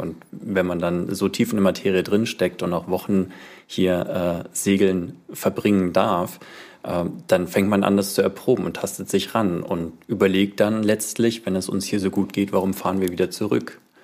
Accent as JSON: {"language": "German", "town": "Landshut", "region": "Bavaria", "country": "Germany", "tie": "born or raised there", "moved": "yes", "lives_now": "Schleswig-Holstein, Germany", "said": "Niederbayern, Landshut"}